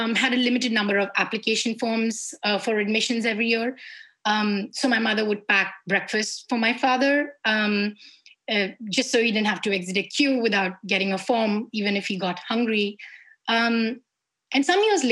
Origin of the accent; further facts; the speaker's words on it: Ranchi, Jharkhand, India; somebody who grew up in Jharkhand. When I was growing up in Ranchi, which is the capital of Jharkhand